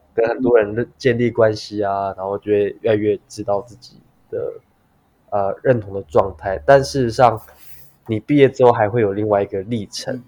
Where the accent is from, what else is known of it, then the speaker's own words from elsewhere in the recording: Taipei, Taiwan; 从小在台北长大，其实我从，在出生，台北出生，台北念书，然后到现在也都在台北